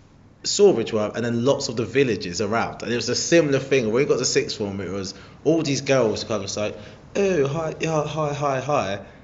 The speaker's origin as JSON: {"language": "English", "town": "Harlow", "region": "East of England", "country": "United Kingdom", "tie": "born or raised there", "said": "where I'm from, my hometown, Harlow, is..."}